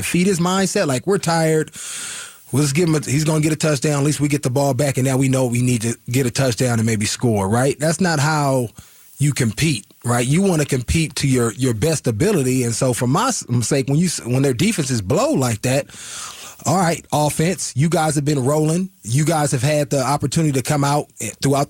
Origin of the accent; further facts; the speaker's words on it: Oakland, California, United States; I grew up in the Bay Area, Oakland